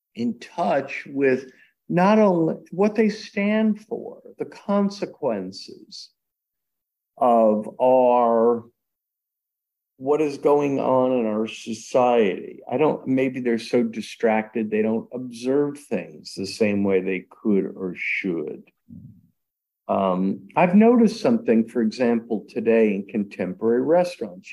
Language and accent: English; United States; I'm an American. I was born in America